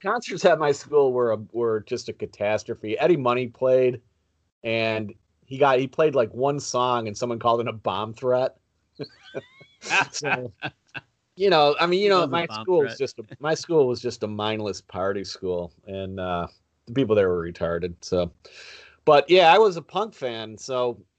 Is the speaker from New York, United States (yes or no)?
yes; Buffalo, New York, United States; we grew up in Buffalo